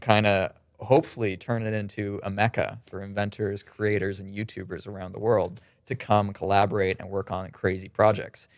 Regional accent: Kitchener, Ontario, Canada; we're from Kitchener

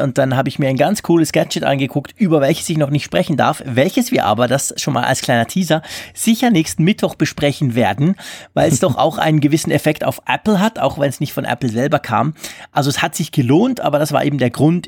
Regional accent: Switzerland; bei uns in der Schweiz

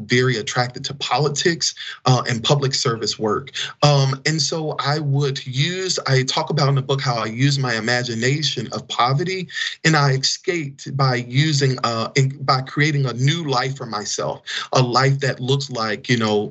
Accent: Fayette, Mississippi, United States; now in Washington, D.C., United States; my hometown of Fayette, Mississippi

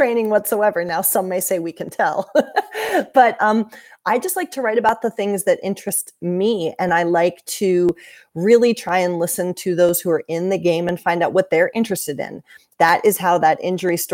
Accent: Central Ohio, United States; also born or lived in Richmond, Virginia / Washington, District of Columbia, United States; now in Columbus, United States; I grew up in Central Ohio.

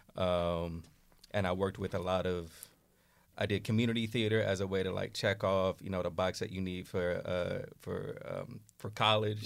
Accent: Oakland, California, United States; moved away as an adult; now in New York City, United States; I grew up in Oakland

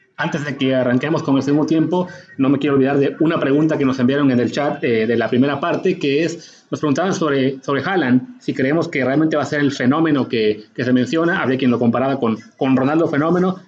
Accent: Mexico; nosotros como mexicanos

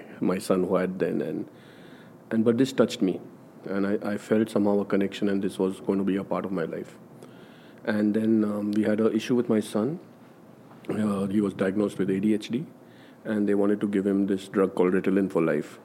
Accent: India; I'm from India, from a Hindu background

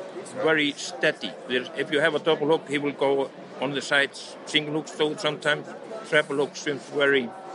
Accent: Iceland; from Iceland.

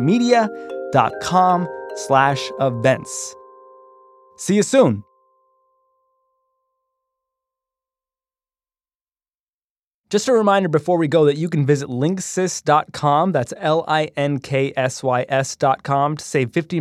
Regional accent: Canada; moved away; I grew up in Canada

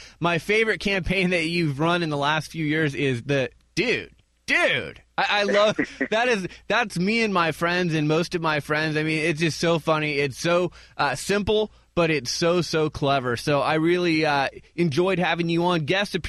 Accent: Phoenix, Arizona, United States; I'm from Phoenix, and I've served food there

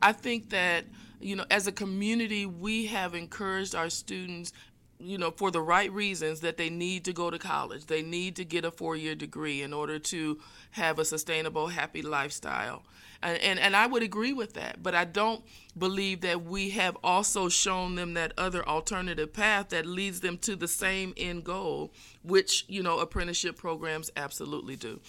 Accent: Fort Wayne, Indiana, United States; I am originally from Fort Wayne, Northeast Indiana. grew up, uh, on the south side of town

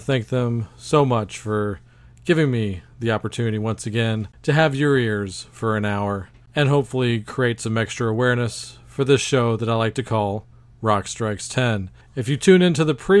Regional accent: Texas, United States; my home state of Texas

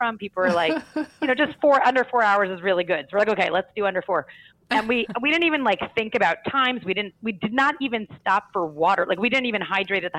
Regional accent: New York, United States; as a New Yorker

